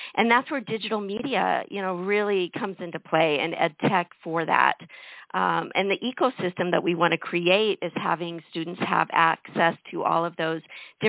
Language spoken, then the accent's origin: English; Colorado, United States; also born or lived in Pacific Northwest; now in Kissimmee, United States; No, actually, I'm originally from Colorado. So I've actually gone from the Pacific Northwest to the middle of the country to now the Southeast. So I've been here about 5 years now.